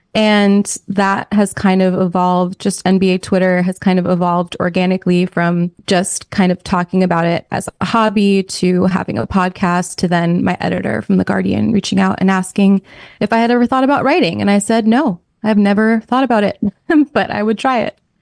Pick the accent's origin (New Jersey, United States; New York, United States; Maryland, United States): New York, United States; moved away; also born or lived in Minnesota; we're both from New York.